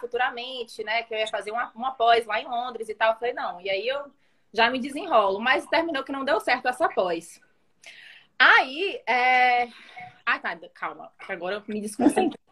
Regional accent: Salvador, Bahia, Brazil; also born or lived in Italy / London; eu nasci na Itália. E aí eu vim para o Brasil quando eu tinha 3 anos. É, aí fiquei. Meu, meu pai é italiano, minha mãe é brasileira. E aí, desde então, eu moro em Salvador.

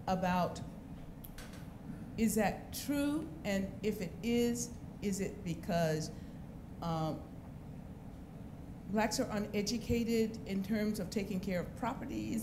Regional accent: Georgia, United States; now in Rhode Island, United States; I am from Georgia originally, but I've lived here in Rhode Island

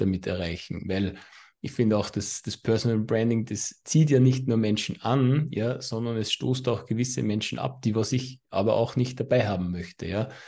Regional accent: Austria; accent: Austrian; mein österreichischer Akzent

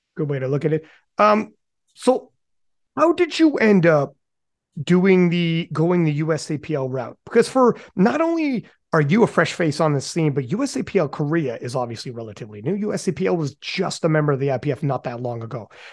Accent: Canada; I'm from Canada

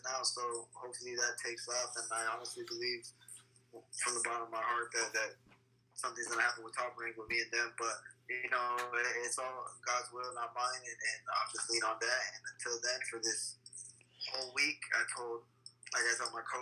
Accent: Bakersfield, California, United States; I wear this city proud on my back, and I'm proud to say that I'm from Bakersfield.

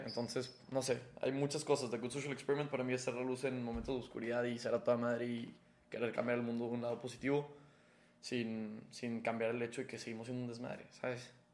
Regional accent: Mexico; somos mexicanos

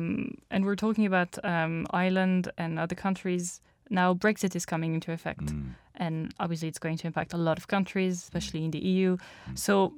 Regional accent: France; I'm French.

